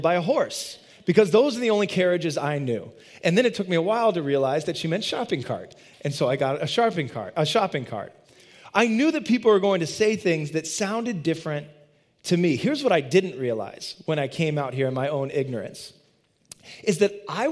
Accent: Midwest, United States; moved away as an adult; now in Boston, United States; I grew up in the Midwest. I didn't grow up here, and I moved out here in 2002 to the Boston area

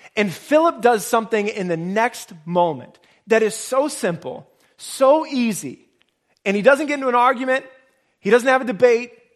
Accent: Nebraska, United States; now in Boston, United States; I grew up in Nebraska

